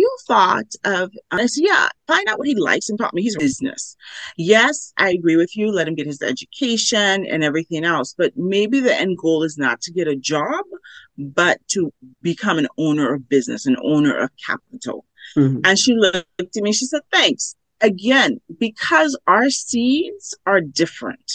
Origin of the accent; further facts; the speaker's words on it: Los Angeles, California, United States; growing up in Los Angeles, we would go to the garment district